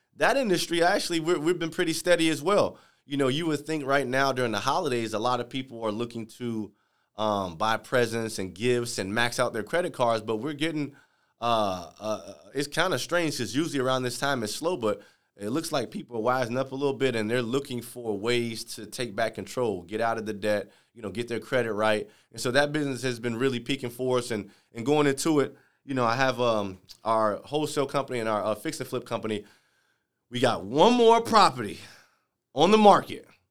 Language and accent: English; Chicago, Illinois, United States; moved away; I'm from Chicago